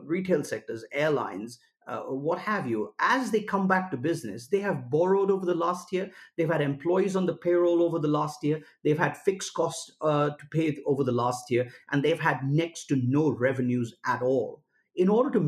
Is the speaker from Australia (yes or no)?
no; India; my home country, India